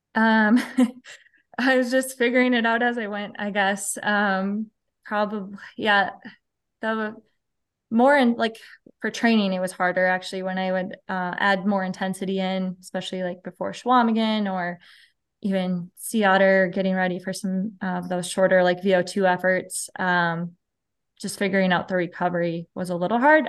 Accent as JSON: {"language": "English", "town": "Mankato", "region": "Minnesota", "country": "United States", "tie": "born or raised there", "said": "I'm in southern, south central Minnesota. So, the town is called Mankato"}